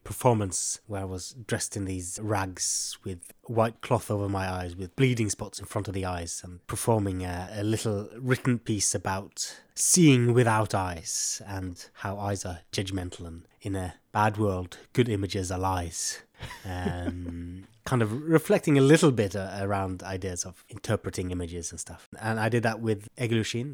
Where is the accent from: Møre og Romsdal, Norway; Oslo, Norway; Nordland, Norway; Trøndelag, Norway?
Nordland, Norway; Bodø; I was invited to be artist for a, a jazz festival in my hometown in this beautiful gallery called Bodøgård